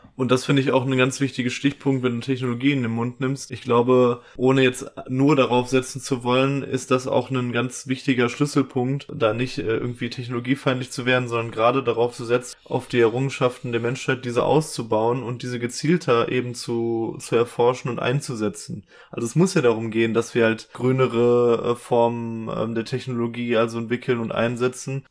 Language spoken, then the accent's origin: German; Ruhr area, North Rhine-Westphalia, Germany; bei uns im Ruhrgebiet